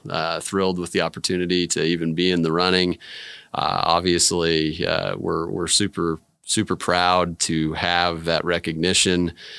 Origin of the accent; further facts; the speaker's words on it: Overland Park, Kansas, United States; also born or lived in Dallas / Chicago / St. Louis / Wichita; My hometown is originally Overland Park. I've lived kind of all over the Midwest. My dad bounced around when I was a kid. So Dallas, Chicago, St. Louis, Wichita.